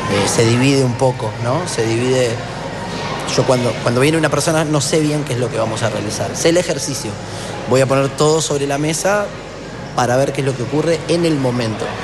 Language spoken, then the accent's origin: Spanish; Buenos Aires, Argentina; born there; como decía la presentación, yo nací en Buenos Aires.